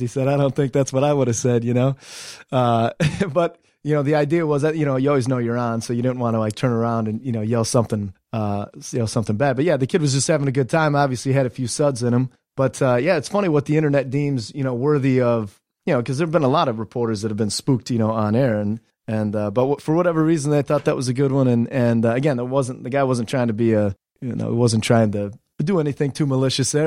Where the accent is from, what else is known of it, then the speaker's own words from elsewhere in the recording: Delta, Ohio, United States; I grew up in Ohio in a real small town called Delta, about 2,500 strong.